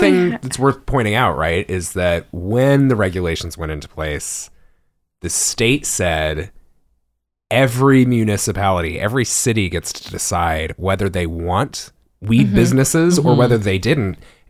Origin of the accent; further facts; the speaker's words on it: El Paso, Texas, United States; moved away; I grew up on the border of El Paso